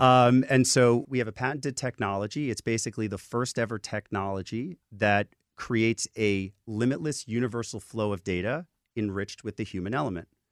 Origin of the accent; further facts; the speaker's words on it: New York City, New York, United States; I'm a kid from the Bronx with no money